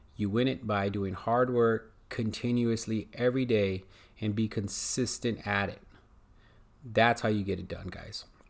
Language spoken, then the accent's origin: English; United States; I'm American